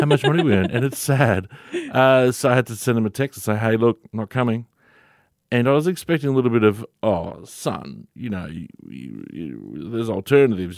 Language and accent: English; Victoria, Australia; moved away as an adult; now in Dubbo, Australia; to move from my home state of Victoria. Moved a thousand kilometres away to sunny Dubbo.